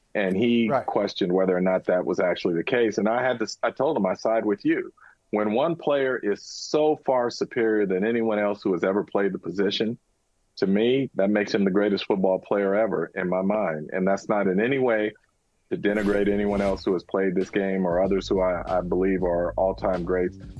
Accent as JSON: {"language": "English", "town": "San Francisco", "region": "California", "country": "United States", "tie": "born or raised there", "said": "I was born in San Francisco. I grew up in the Bay Area"}